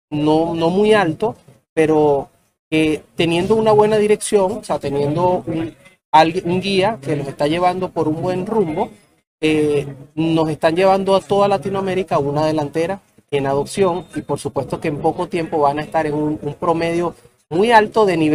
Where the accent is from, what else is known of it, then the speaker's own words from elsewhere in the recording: Venezuela; now in Colombia; eh, yo soy venezolano, jugado financiero, he trabajado con el mundo de las criptomonedas de hace ya seis años. Eh, estoy residenciado en Colombia